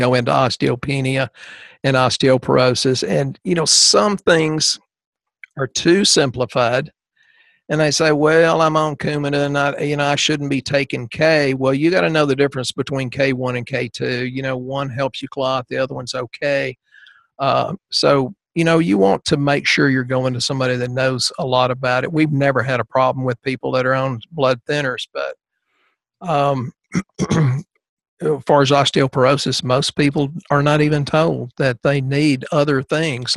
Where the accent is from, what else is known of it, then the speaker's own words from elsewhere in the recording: East Texas, United States; we're from the South. You know, we get a little of the Cajun in there.